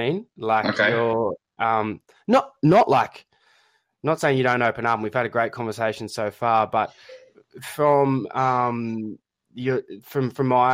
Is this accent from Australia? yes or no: yes; Australia; accent: Australian; my poor Australian accent